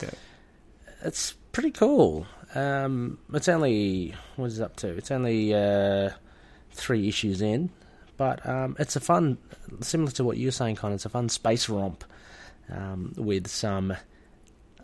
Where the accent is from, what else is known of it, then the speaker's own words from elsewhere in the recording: Australia; I'm from Australia